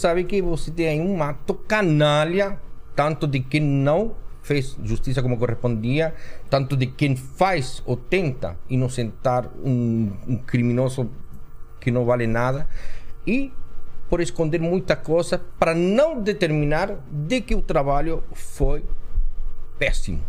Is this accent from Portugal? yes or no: no; Chile; moved away as an adult; now in Brazil; Eu vim do Chile